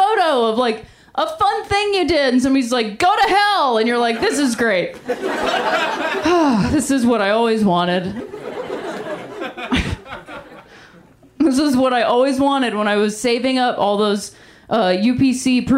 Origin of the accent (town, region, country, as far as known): Ohio, United States; moved away